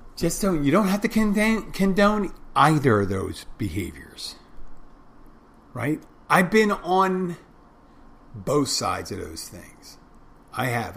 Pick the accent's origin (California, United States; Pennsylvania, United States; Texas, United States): Pennsylvania, United States; Philadelphia; I'm from Philadelphia too, like Will Smith.